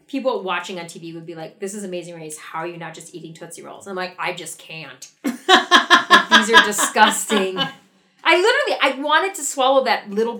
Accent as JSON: {"language": "English", "region": "Wisconsin", "country": "United States", "tie": "born or raised there", "also_born_or_lived": "Naperville, Illinois", "moved": "as an adult", "said": "Where I grew up in Wisconsin"}